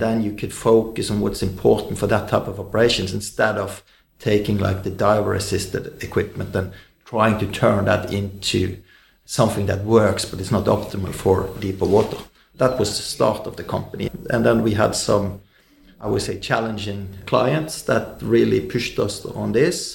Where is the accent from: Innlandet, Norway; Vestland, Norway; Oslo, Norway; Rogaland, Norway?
Vestland, Norway; Bergen; growing up in, in Bergen, Norway